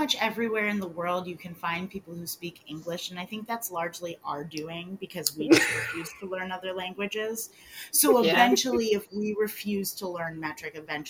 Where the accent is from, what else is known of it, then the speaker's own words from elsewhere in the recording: United States; But we're American